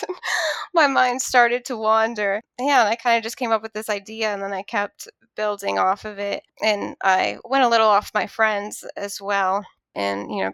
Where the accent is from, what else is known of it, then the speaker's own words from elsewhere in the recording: Pittsburgh, Pennsylvania, United States; I am 27 from Pittsburgh, Pennsylvania